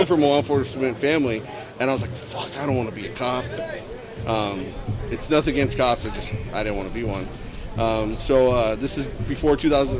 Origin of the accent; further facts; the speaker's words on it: Ventura, California, United States; So, I grew up in Ventura, California.